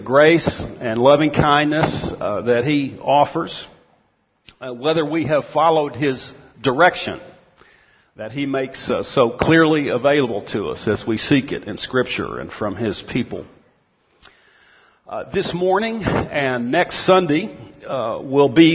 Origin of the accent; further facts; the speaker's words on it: Texas, United States; moved away; I grew up in Texas, eventually went to the University of Texas at Austin